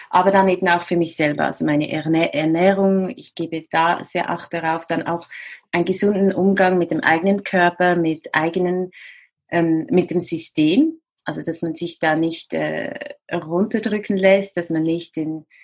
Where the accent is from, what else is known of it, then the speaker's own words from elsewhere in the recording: Central Switzerland, Switzerland; Also ich habe ich bin in der Innenschweiz aufgewachsen, habe Freunde ein bisschen überall in der Schweiz, ein bisschen in Frankreich